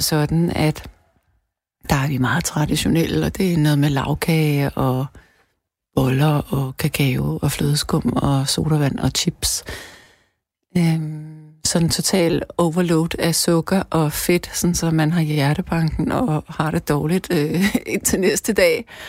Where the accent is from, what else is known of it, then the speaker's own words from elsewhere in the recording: Denmark; vi danskere